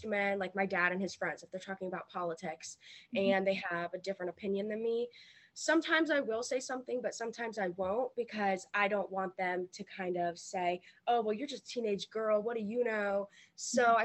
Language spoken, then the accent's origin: English; Virginia, United States; I'm 17 years old, and I'm from Virginia